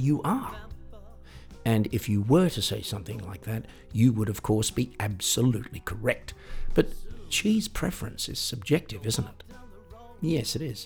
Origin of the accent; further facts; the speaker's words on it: Australia; when I was 18 and growing up in Australia